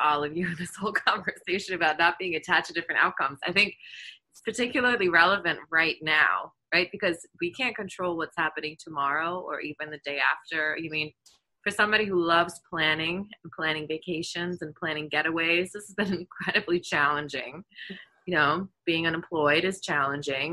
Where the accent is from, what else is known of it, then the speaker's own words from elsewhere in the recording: Germany; moved away; I grew up in Germany